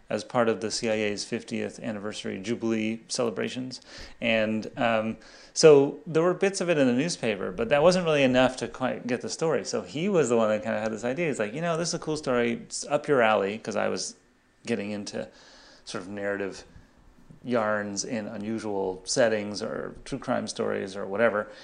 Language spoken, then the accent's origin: English; Los Angeles, California, United States; I grew up in Los Angeles